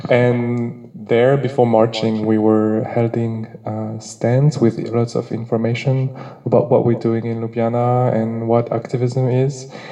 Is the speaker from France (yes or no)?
yes; France; English is a second language; now in Slovenia; I'm one of the volunteer at Drushpotir, and I'm from France.